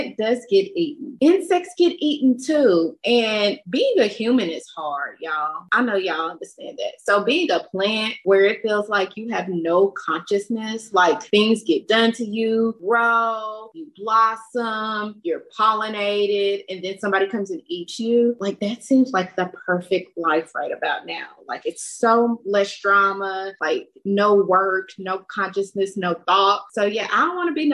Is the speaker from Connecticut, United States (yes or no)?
no; Kentucky, United States; I grew up in Kentucky